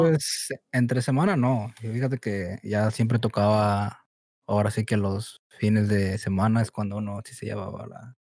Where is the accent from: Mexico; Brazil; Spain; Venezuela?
Mexico; now in Chicago, United States; nací aquí, en Estados Unidos, Chicago pero pues me crié en México